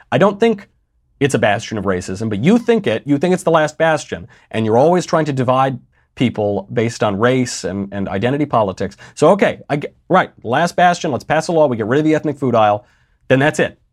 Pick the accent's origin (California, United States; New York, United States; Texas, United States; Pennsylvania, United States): New York, United States; I'm from New York